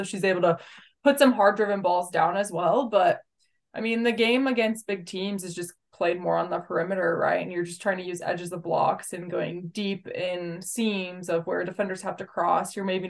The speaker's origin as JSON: {"language": "English", "region": "Nebraska", "country": "United States", "tie": "born or raised there", "said": "I think growing up in Nebraska, you're familiar with those sorts of teams that come in and play, especially against Nebraska down the road."}